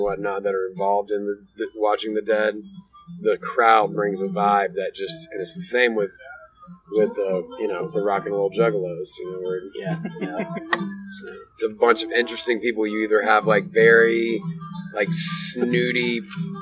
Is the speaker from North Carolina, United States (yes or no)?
yes; Wilmington, North Carolina, United States; right smack dab in the middle of our hometown